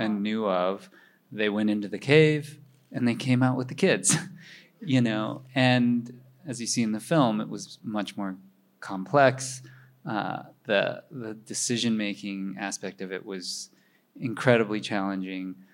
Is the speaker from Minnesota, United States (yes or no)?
yes; Minnesota, United States; now in New York, United States; my parents were Chinese immigrants, and I grew up in Minnesota